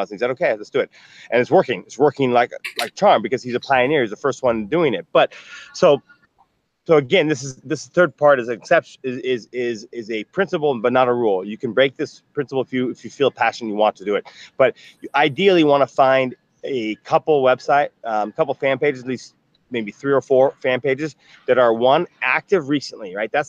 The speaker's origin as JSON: {"language": "English", "region": "New York", "country": "United States", "said": "you know I'm from New York. I grew. I, I, live in New York."}